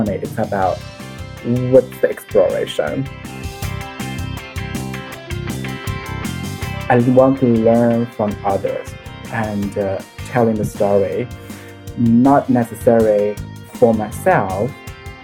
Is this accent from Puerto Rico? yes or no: no; Hangzhou, Zhejiang, China; moved away; I was from Hangzhou, so it's a beautiful city. They have the West Lake there.